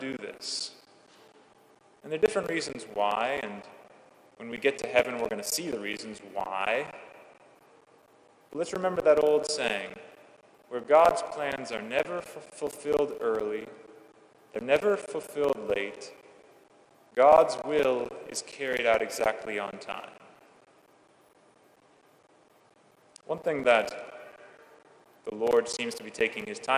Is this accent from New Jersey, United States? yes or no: no; California, United States; When I was growing up in California